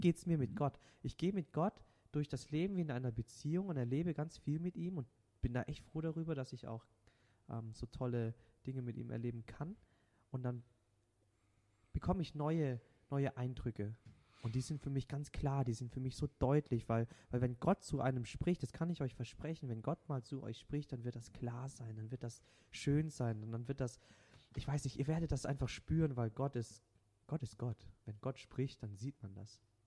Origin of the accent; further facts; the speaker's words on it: Baden-Württemberg, Germany; first language Vietnamese; German is a second language; now in Ladenburg, Germany; ich habe tatsächlich, bis ich drei Jahre bin, kein Wort Deutsch gesprochen